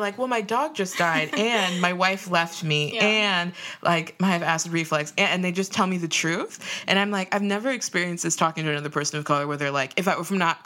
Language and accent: English; Minnesota, United States; I've experienced it a lot in like Minnesota growing up too